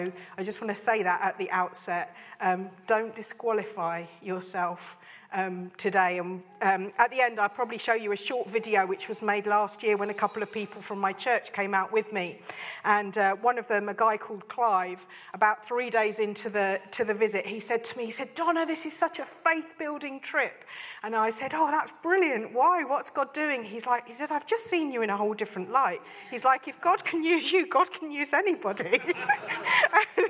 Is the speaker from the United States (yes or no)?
no; Isleworth, London, United Kingdom; also born or lived in Burundi; now in Swindon, United Kingdom; I was born in Isleworth